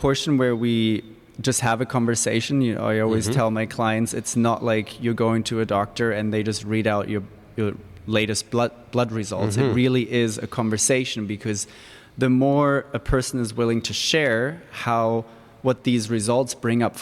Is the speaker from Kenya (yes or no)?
no; Germany; now in Victoria; I was brought up in Germany where it's very academic, all about science